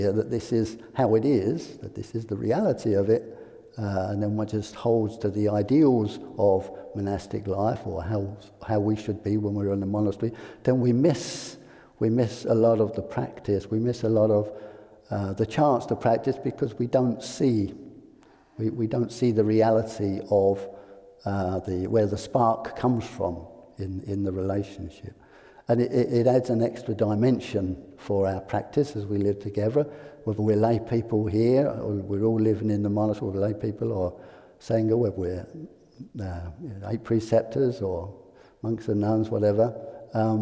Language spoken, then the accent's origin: English; England, United Kingdom; I'm English